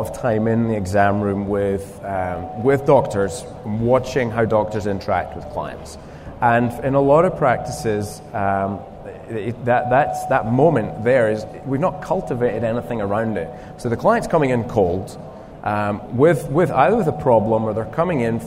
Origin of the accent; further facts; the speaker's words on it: Scotland, United Kingdom; accent: Scottish; my Scottish accent